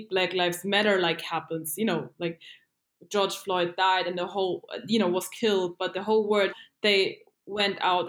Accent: Dachau, Bavaria, Germany; also born or lived in Asmara, Eritrea; I was born and raised in Germany.

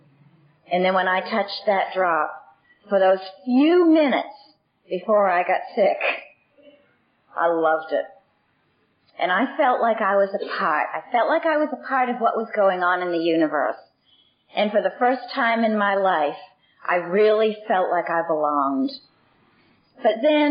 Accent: Boston, Massachusetts, United States; I was born in Boston, and I'm the eldest of six children

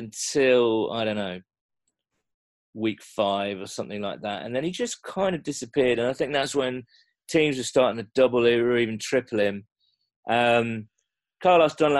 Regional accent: England, United Kingdom; I'm English

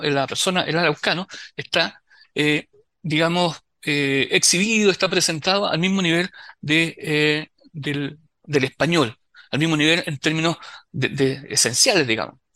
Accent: Concepción, Biobío, Chile; nosotros somos penquistas

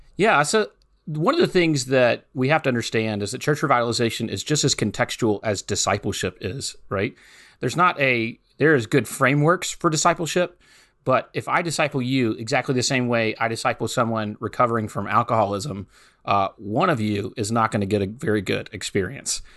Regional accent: Hattiesburg, Mississippi, United States; moved away as an adult; also born or lived in New Orleans, Louisiana; I grew up in South Mississippi, just ninety miles northeast of New Orleans, Louisiana, in a city called Hattiesburg, Mississippi

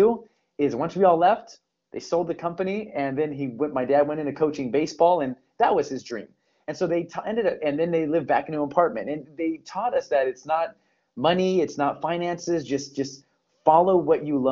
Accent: Torrance, California, United States; born and raised in Los Angeles County. It's the city of Torrance, California. So I'm a SoCal boy

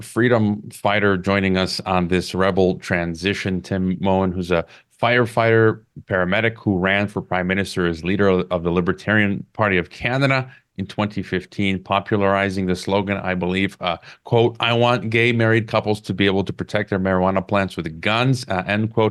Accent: United States; my home country, the U S

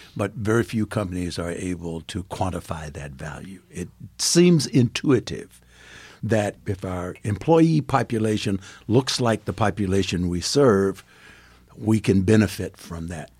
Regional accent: Farmville, Virginia, United States; also born or lived in South Africa; now in Gahanna, United States; I grew up in Virginia

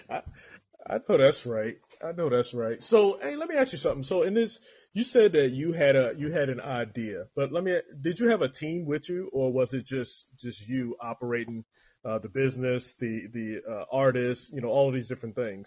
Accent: Baltimore, Maryland, United States; now in San Diego, United States; I'm from Maryland

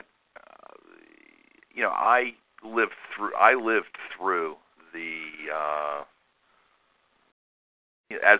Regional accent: Pittsburgh, Pennsylvania, United States; we're from Pittsburgh, Pennsylvania

